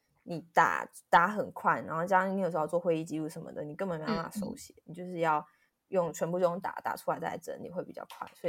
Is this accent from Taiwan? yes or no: yes; Tainan, Taiwan; 我像我们都是台南出来的话，就是我想要多捐献给台南的乡亲民众，我就会多去买台南的乡亲民众的商品